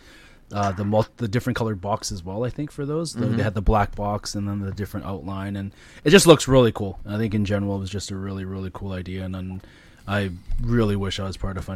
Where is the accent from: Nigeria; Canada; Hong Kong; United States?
Canada; as a Canadian